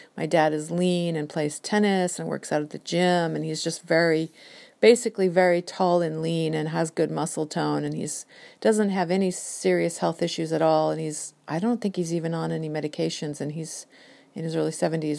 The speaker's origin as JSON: {"language": "English", "area": "Whidbey Island", "region": "Washington", "country": "United States", "tie": "born or raised there", "also_born_or_lived": "San Diego, California", "lives_now": "Seattle, United States", "said": "we grew up in San Diego and my parents divorced when I was four and then my mom and I moved up to Washington State, Whidbey Island when I was nine"}